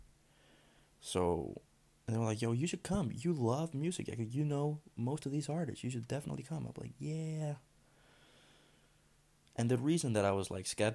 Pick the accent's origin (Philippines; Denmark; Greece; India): Denmark; I'm from Denmark.